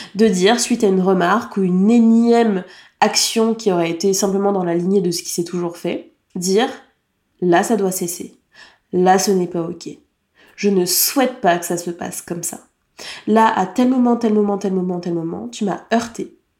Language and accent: French; France; En tant que française